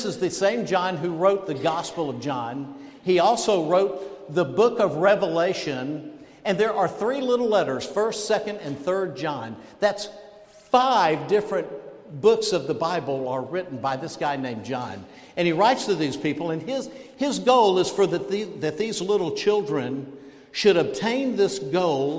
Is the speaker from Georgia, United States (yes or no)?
yes; Georgia, United States; moved away; where I grew up down in Georgia, it was either guns or dogs